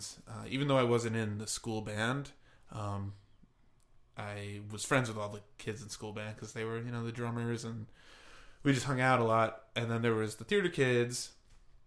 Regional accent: New Rochelle, New York, United States; New Rochelle. My hometown.

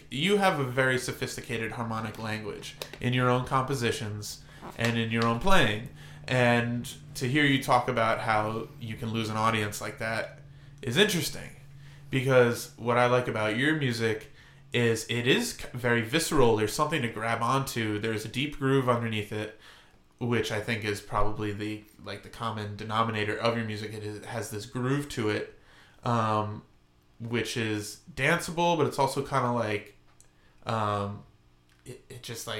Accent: Valley Stream, New York, United States; I grew up in New York

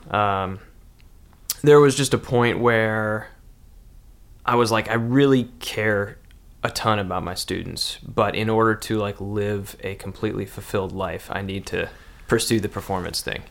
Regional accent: Kenosha, Wisconsin, United States; moved away as an adult; also born or lived in DeKalb, Illinois / Chicago, Illinois; growing up in Kenosha, it was like right between Milwaukee and Chicago, right on the lake

